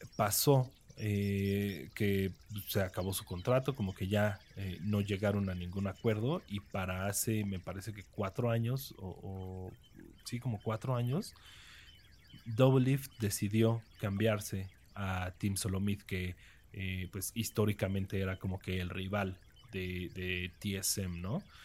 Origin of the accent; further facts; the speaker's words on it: Mexico; yo soy mexicano